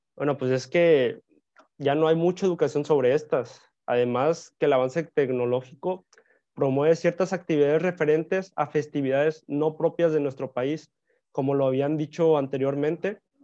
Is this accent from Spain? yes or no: no; Mexico; Es lo que nos identifica como mexicanos y es por lo que nos sentimos mexicanos